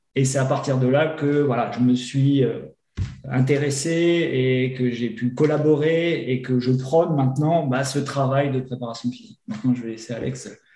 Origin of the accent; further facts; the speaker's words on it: north of France, France; moved away as an adult; also born or lived in Grenoble; Je suis originaire du nord de la France. J'ai commencé mes études de médecine là-haut, à Lille